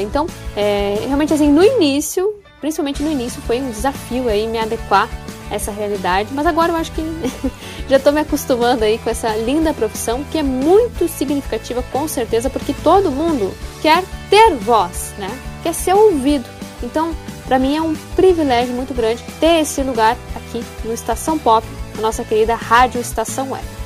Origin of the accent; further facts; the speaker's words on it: Passo Fundo, Rio Grande do Sul, Brazil; minha cidade natal, né, que é Passo Fundo.